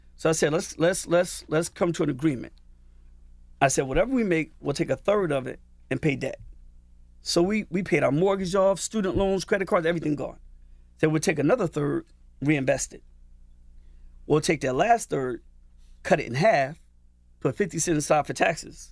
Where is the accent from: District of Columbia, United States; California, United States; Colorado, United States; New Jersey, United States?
New Jersey, United States; I'm from Norton, New Jersey.